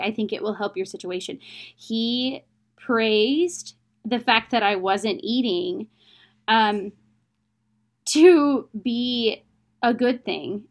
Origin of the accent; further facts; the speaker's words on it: United States; I'm from America